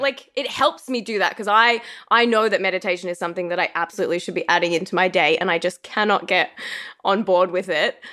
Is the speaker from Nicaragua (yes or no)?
no; Australia; moved away as an adult; also born or lived in Los Angeles; being an Australian in Los Angeles